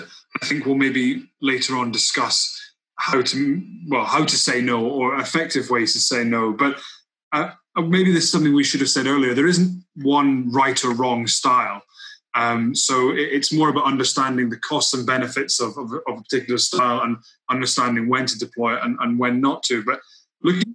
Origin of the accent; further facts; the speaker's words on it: United Kingdom; also born or lived in Netherlands; as a Brit